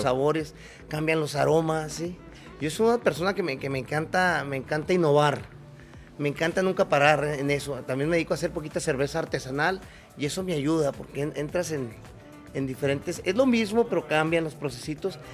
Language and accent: Spanish; Delicias, Chihuahua, Mexico; moved away as an adult; also born or lived in Sierra Madre; a mí me tocó nacer en, yo soy originario de Chihuahua